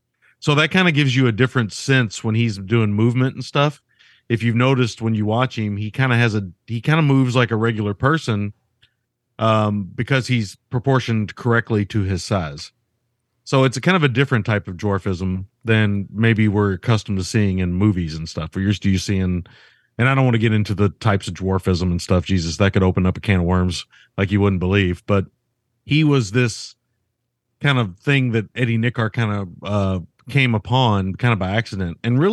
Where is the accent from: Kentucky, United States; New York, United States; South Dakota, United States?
Kentucky, United States; yeah, I'm from Kentucky. I'm just going to say little feller.